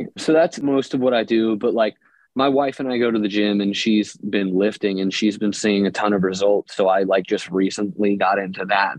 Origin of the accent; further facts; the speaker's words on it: Philadelphia, Pennsylvania, United States; also born or lived in New Jersey; now in Austin, United States; Philly. I'm from Philadelphia.